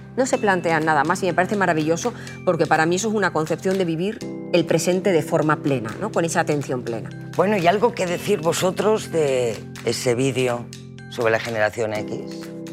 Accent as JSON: {"language": "Spanish", "region": "Aragon", "country": "Spain", "said": "que soy maña"}